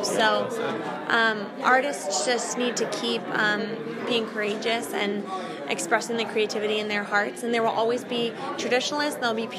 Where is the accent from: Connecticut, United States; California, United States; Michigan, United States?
Connecticut, United States; moved away as an adult; also born or lived in Florida / Tennessee; I'm originally from Connecticut, and then the past few years I've lived back and forth between here and Florida.